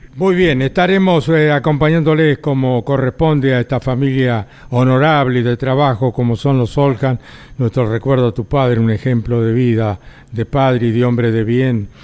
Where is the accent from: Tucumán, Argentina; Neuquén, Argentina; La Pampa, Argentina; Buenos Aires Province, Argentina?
La Pampa, Argentina; Winifreda; now in Buenos Aires, Argentina; uno de mi pueblo, de Winifreda